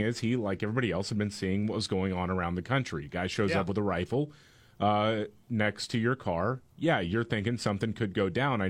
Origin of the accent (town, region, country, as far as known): Texas, United States; born or raised there